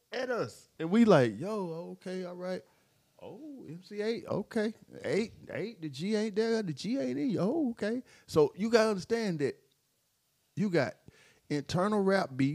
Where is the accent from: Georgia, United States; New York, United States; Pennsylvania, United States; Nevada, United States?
Georgia, United States; Atlanta; We from Atlanta